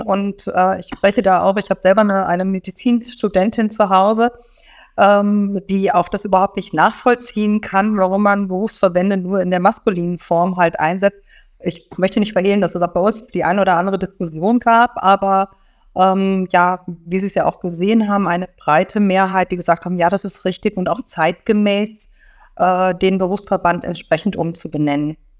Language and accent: German; Rhine-Main area, Germany; moved away as an adult; now in Berlin, Germany; ich komme also auch aus dem Rhein-Main-Gebiet